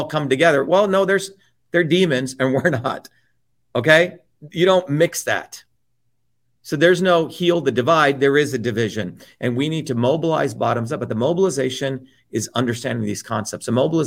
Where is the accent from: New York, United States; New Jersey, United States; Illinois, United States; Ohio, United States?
New Jersey, United States; also born or lived in India; those are the kinds of people I grew up with in New Jersey